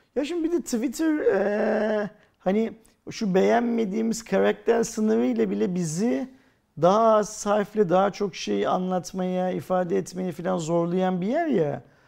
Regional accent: Turkey

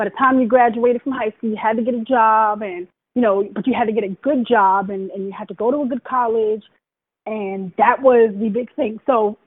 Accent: New York City, New York, United States; also born or lived in Brooklyn; So I was born in Brooklyn, raised in Queens.

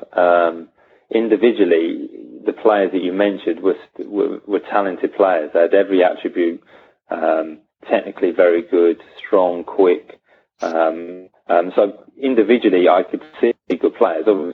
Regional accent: Sussex, South East England, United Kingdom; I'm reasonably local from Sussex to Hampshire

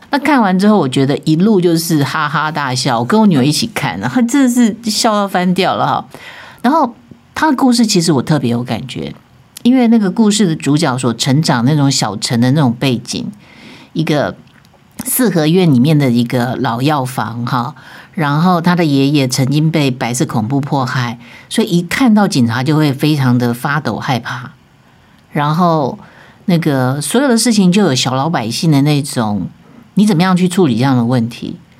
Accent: Taiwan; 我觉得这个《淑女养成记》特别可以触动我们台湾人自己的心啊

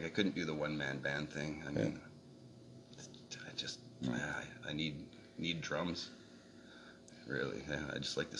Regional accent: Ottawa, Ontario, Canada; also born or lived in Penticton, British Columbia; now in Windermere, Canada; we moved from Penticton to Ottawa

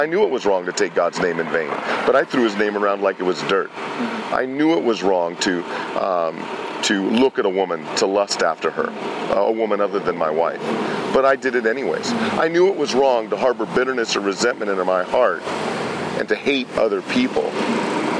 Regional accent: California, United States; also born or lived in Pennsylvania; We moved from Pennsylvania to California

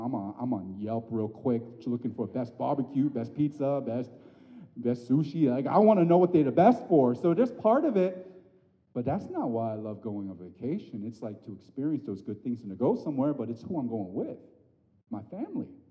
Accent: United States; an Asian American growing up in this country, born and bred

